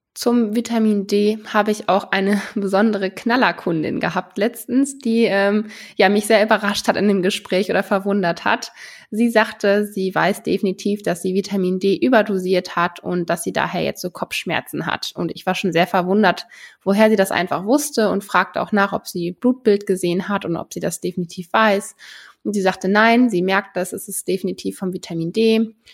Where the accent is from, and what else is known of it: Germany